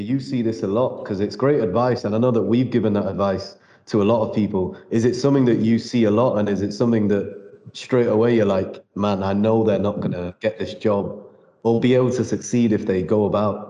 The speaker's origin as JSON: {"language": "English", "country": "United Kingdom", "said": "Being a British Indian guy"}